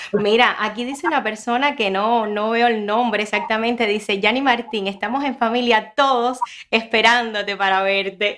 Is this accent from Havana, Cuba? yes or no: no; Ranchuelo, Villa Clara, Cuba; now in Miami, United States; yo soy de ranchuelo